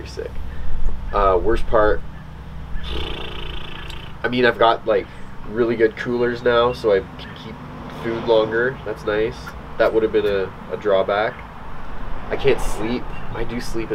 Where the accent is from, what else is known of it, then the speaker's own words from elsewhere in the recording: Ontario, Canada; I grew up in Ontario